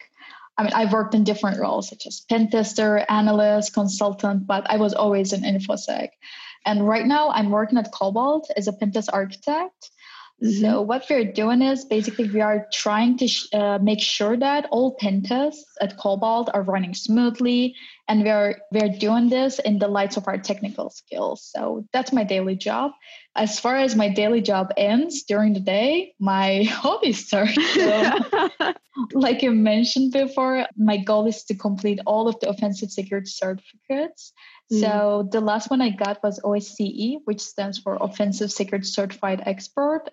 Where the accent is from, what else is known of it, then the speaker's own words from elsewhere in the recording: Istanbul, Turkey; moved away as an adult; now in Berlin, Germany; I'm originally from Turkey, Istanbul, and right now I'm living in Berlin, Germany